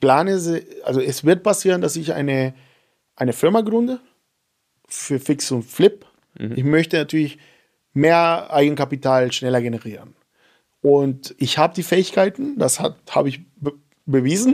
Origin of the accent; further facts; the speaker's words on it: Venezuela; German is a second language; now in Germany; seit eineinhalb Jahren bin ich Deutscher. Ich wollte erstmal nicht aufhören, Venezolaner zu sein.